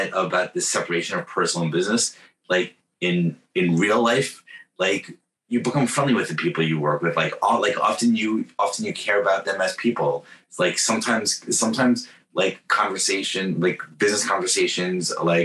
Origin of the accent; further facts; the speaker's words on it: New York, United States; moved away; also born or lived in Bay Area, California; I'm from New York